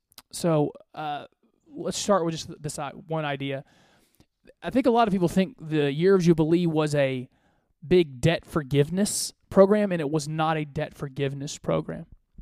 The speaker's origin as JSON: {"language": "English", "country": "Côte d’Ivoire", "tie": "born there", "said": "You know, I was born in West Africa. I was born in the Ivory Coast."}